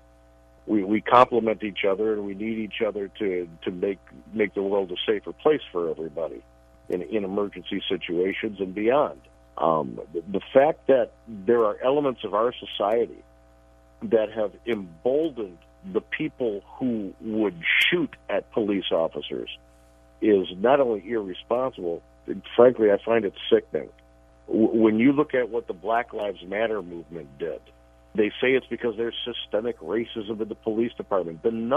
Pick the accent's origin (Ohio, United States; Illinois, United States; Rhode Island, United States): Illinois, United States; Chicago; moved away; I grew up in Chicago